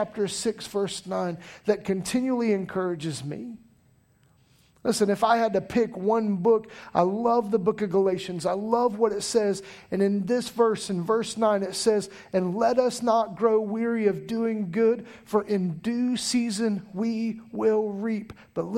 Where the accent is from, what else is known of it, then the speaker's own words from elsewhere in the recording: Taylorville, Illinois, United States; now in Pooler, United States; I grew up in the Midwest, a place called Taylorville, Illinois